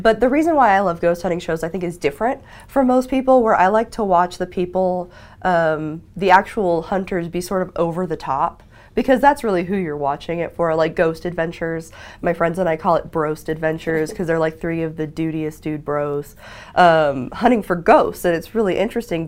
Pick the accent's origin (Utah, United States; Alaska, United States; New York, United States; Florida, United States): Utah, United States; Ogden; I'm from Ogden